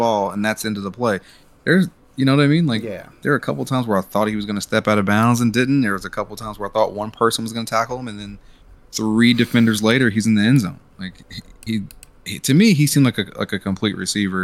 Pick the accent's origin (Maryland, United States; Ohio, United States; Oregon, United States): Ohio, United States; Cincinnati; we are local boys